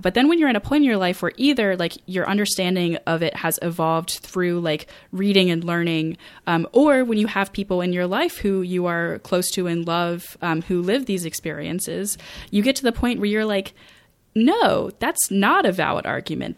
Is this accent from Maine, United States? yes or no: yes; rural Maine, United States; I graduated in twenty fourteen, um, and I do, I, like, I personally know people who are working for, um, like, G S As in my, the county that I grew up